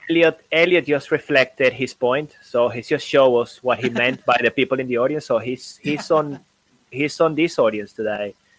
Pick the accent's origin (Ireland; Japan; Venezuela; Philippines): Venezuela; moved away; also born or lived in Caracas, Venezuela / Sweden; I come from Venezuela